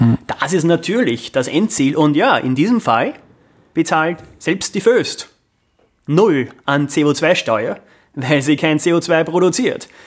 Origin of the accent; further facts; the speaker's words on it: Amstetten, Lower Austria, Austria; moved away as an adult; now in New York, United States; ich bin in Amstetten aufgewachsen